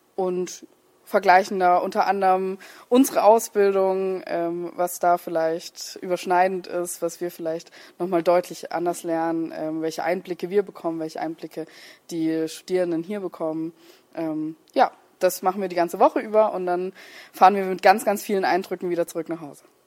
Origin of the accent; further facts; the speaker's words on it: Germany; bei uns in Deutschland